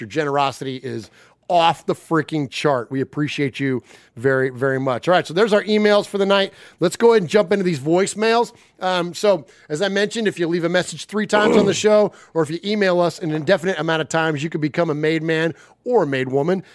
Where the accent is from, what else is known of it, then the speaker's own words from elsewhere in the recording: Bay Area, California, United States; now in Nashville area, Tennessee, United States; we're Italians, but we're from the West Coast, from freaking like you know the Bay Area